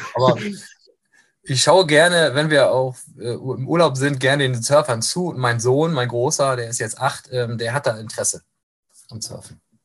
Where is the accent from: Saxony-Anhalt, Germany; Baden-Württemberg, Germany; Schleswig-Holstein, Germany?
Schleswig-Holstein, Germany; Kiel; also born or lived in Hamburg; now in Lübeck, Germany; bin so ein norddeutscher Jung, ähm, bin auch nie so wirklich weit rumgekommen, gebürtig aus Kiel, lange Zeit in Hamburg gelebt, jetzt beruflich in Lübeck gestrandet